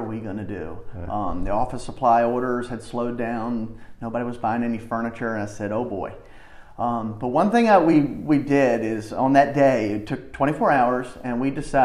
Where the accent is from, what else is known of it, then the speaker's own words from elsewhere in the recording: Chesapeake, Virginia, United States; born and raised in the Western Branch part of Chesapeake